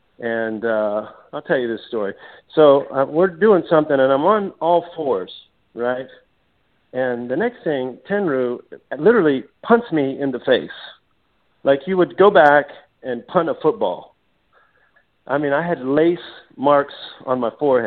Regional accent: United States; I'm an American kid over there

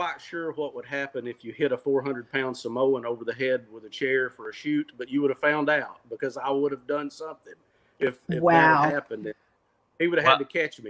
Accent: Cookeville, Tennessee, United States; my hometown on the campus of Tennessee Tech University

